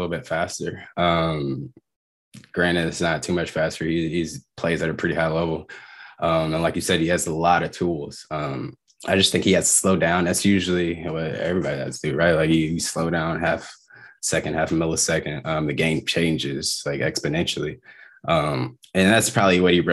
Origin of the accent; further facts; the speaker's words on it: Dallas, Texas, United States; also born or lived in Philadelphia; growing up in Dallas